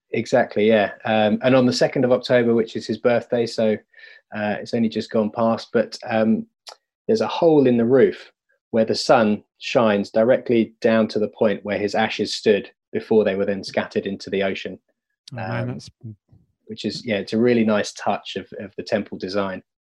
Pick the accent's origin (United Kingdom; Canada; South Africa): United Kingdom; me being a British white male